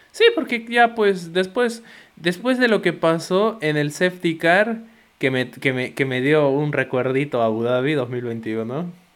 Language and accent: Spanish; Peru; yo soy peruano